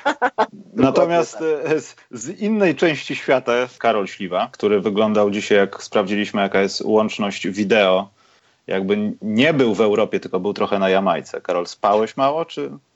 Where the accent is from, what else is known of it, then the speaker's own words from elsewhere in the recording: Poland; jestem z Polski